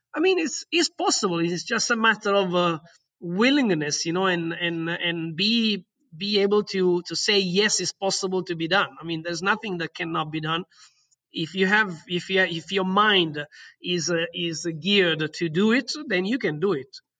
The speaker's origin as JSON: {"language": "English", "region": "Southern Italy", "country": "Italy", "tie": "born or raised there", "also_born_or_lived": "London", "second_language": "English", "moved": "as an adult", "said": "in my hometown in Italy, in the south of Italy"}